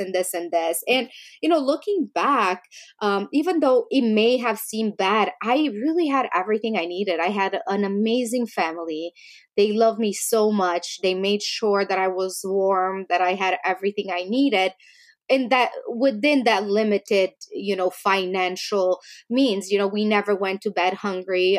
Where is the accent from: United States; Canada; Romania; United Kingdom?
Romania; moved away; I grew up in Romania